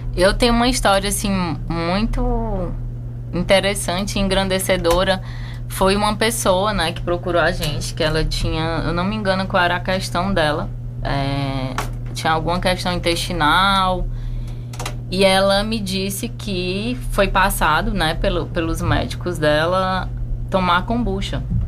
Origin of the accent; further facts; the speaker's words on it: Fortaleza, Ceará, Brazil; moved away as an adult; also born or lived in Canada; now in Chapada dos Veadeiros, Brazil; eu sou de Fortaleza